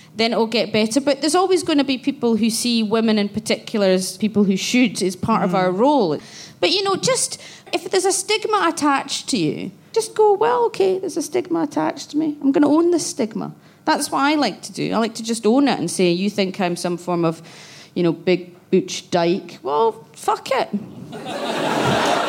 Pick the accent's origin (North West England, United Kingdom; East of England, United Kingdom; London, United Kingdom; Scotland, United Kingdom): Scotland, United Kingdom; Glasgow; I grew up in Glasgow where Section 28 and Clause 28 was about